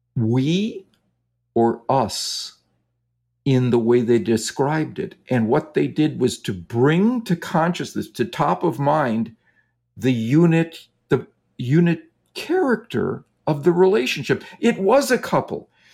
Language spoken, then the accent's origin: English; Wisconsin, United States; I grew up in Wisconsin, and so the Green Bay Packers were always my home team.